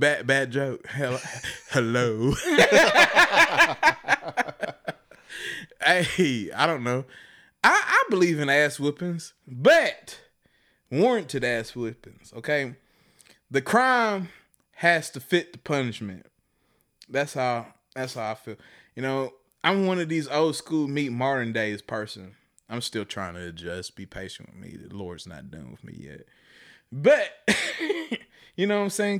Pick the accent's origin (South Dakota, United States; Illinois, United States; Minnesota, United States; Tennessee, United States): Tennessee, United States; Chattanooga; moved away; I grew up in Chattanooga, Tennessee